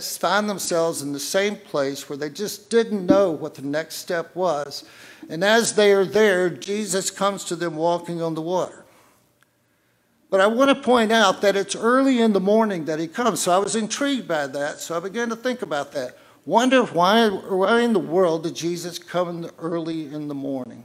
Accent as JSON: {"language": "English", "region": "the South", "country": "United States", "said": "I'm from the South."}